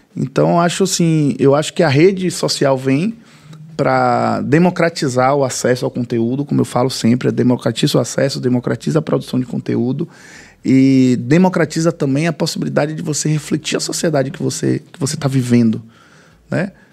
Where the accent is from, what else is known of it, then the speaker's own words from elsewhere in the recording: Muritiba, Bahia, Brazil; Eu vivi 30 anos no Reconcavo Baiano